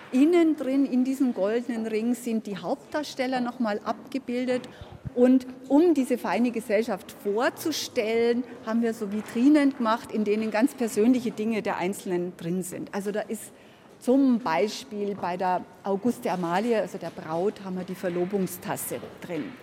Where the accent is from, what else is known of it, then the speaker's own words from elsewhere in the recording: Bavaria, Germany; born there; Ich bin in Franken geboren, in Unterfranken geboren und ich würde auch hier nicht weggehen.